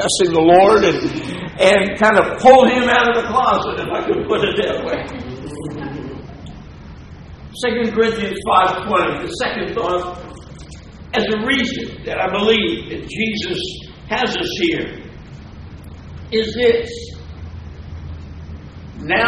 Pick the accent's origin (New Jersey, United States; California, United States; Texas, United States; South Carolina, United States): New Jersey, United States; I'm from New Jersey